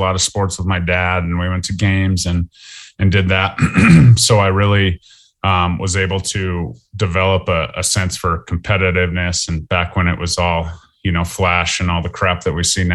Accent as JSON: {"language": "English", "town": "Lakewood", "region": "Colorado", "country": "United States", "tie": "born or raised there", "also_born_or_lived": "Fort Collins, Colorado", "said": "I was born in Lakewood, Colorado. I lived in Lakewood, Colorado my whole life"}